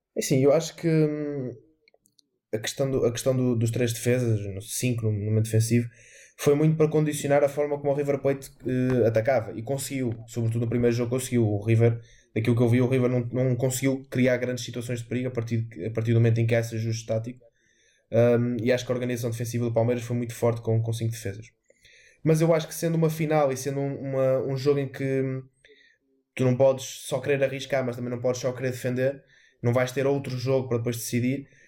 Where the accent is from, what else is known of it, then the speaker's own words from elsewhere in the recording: Portugal; enquanto português